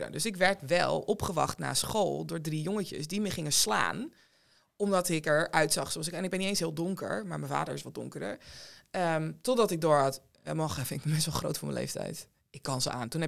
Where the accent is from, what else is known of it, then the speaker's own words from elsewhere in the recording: Zaandam, North Holland, Netherlands; opgegroeid in Zaandam en ja, geboren in 1984.